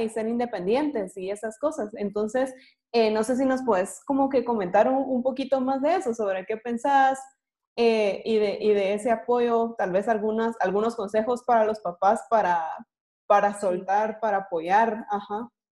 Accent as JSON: {"language": "Spanish", "country": "Guatemala", "said": "como guatemaltecos"}